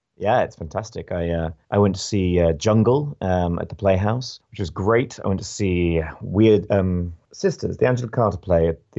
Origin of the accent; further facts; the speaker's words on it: United Kingdom; It's funny actually, as a Brit, and I'd like to know actually how it's gone down here.